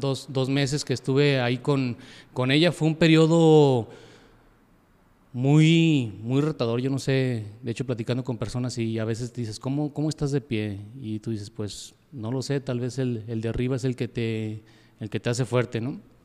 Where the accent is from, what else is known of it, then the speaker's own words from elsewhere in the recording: Yahualica, Jalisco, Mexico; yo soy de Yagualica, soy de Yagualica